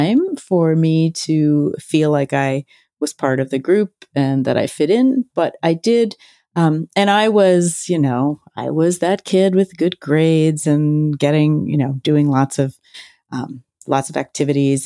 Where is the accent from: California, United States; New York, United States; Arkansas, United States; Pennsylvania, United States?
Pennsylvania, United States; Philadelphia; I grew up in Center City, Philadelphia, and I went to high school out in the suburbs.